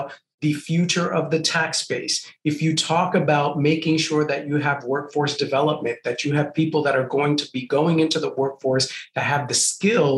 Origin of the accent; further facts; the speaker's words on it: New York City, New York, United States; also born or lived in Puerto Rico; I grew up in Puerto Rico and then migrated to the South Bronx, grew up in one of the most dangerous housing projects in the South Bronx in the 1980s